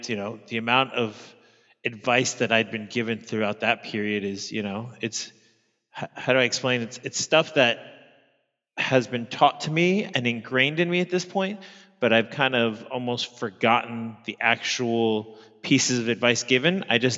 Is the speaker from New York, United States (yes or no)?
yes; New York, United States; now in Sydney, Australia; I'm an American living in Sydney, Australia. I'm originally from Queens, New York.